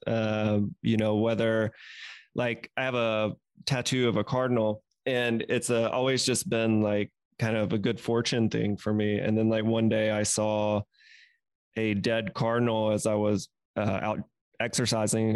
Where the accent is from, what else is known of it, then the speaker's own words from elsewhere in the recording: the South, United States; growing up in the South